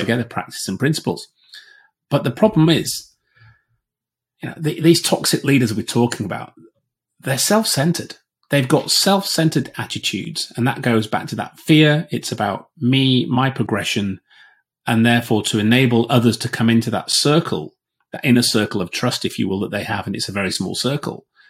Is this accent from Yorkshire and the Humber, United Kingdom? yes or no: yes; Yorkshire and the Humber, United Kingdom; I'm a Yorkshireman